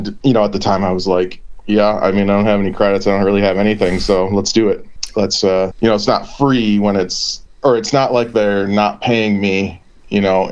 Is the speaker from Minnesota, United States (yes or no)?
yes; Minneapolis, Minnesota, United States; We're all from Minneapolis, and that's where I reside, is Minneapolis, Minnesota